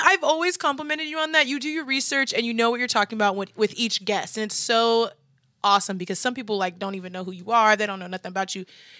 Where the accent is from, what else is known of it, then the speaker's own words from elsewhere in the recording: Lincoln, Nebraska, United States; Nebraska is large. I'm from Lincoln.